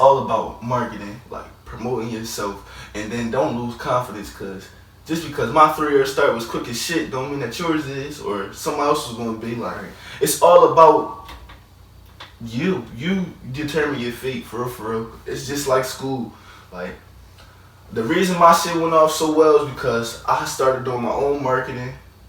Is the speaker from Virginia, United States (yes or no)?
no; Philadelphia, Pennsylvania, United States; Yeah, oh, okay, I'm from Philly.